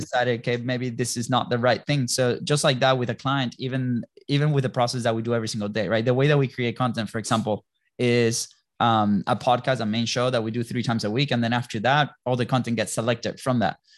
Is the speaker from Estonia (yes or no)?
no; Venezuela; moved away; also born or lived in Europe / Jacksonville, Florida; we're originally from Venezuela